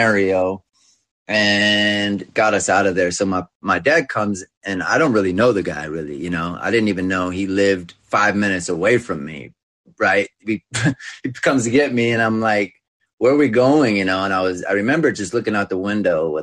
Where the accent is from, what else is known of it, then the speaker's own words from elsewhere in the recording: California, United States; also born or lived in Westlake Village, California; I grew up in California playing sports, winning championships and all